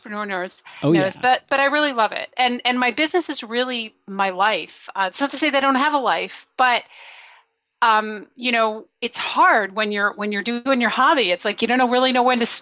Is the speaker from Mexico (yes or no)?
no; Belgium; moved away; I grew up in Belgium. I was there for 10 years